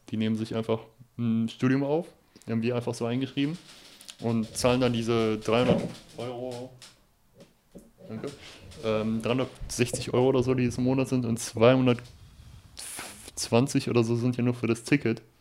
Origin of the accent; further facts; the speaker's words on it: Germany; generell als Deutscher in Holland, das ist halt wirklich wie so ein Bundesland.